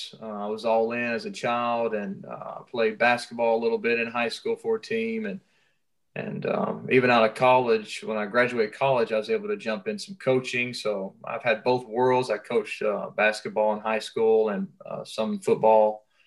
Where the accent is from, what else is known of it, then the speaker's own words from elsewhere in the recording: Cleveland, Tennessee, United States; now in Flagstaff, United States; I've been living in Flagstaff, Arizona for a few years. I came from Cleveland, Tennessee. I got a wife and four beautiful girls. I pastor a church in Flagstaff.